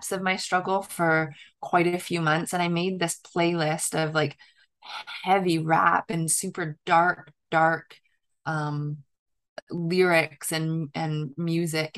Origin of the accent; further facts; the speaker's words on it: southern Ontario, Canada; moved away as an adult; my hometown, actually, in southern Ontario in Canada, right on the Michigan border